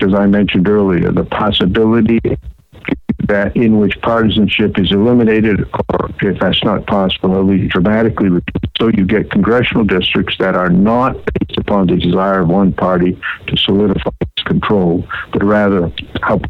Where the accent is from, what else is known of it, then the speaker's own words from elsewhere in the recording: Waterville, Maine, United States; When I was a kid growing up in the town of Waterville, Maine